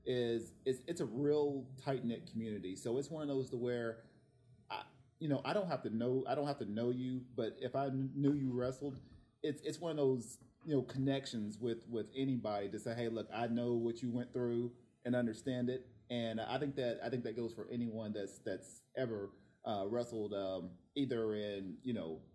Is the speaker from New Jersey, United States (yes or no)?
no; Tennessee, United States; now in Oceanside, United States; I'm actually from Tennessee